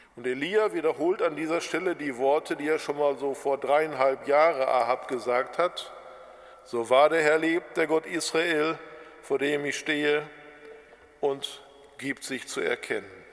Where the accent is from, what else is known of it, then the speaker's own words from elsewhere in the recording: Germany; bei uns in Deutschland